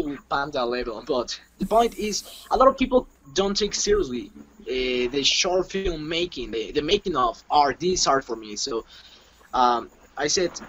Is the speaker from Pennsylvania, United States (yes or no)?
no; New York, United States; I'm from New York